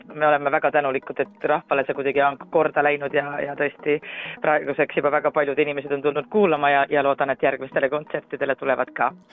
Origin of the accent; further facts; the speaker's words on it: Rapla, Rapla County, Estonia; now in Tallinn, Estonia; minu kodukandi eh, juurde Rapla kirikusse